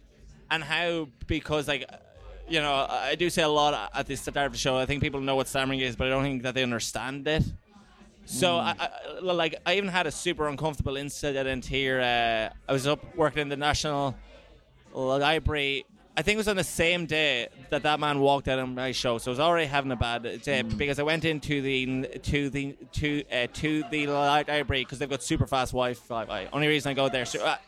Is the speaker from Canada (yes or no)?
no; Ireland; because as in like being more, being more Irish. Like, you know, it's not making sense. You know, it's like, am I supposed to be a stereotype of what you think Ireland is?